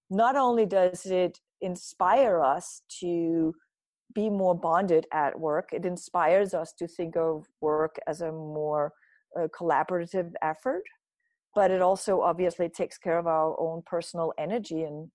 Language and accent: English; Denmark; I grew up in Denmark. So it's part of my culture that everybody in a company stops for lunch.